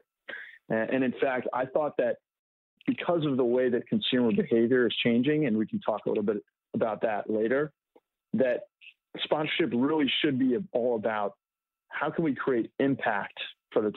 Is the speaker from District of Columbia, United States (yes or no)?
yes; Washington, District of Columbia, United States; I'm from Washington, D.C.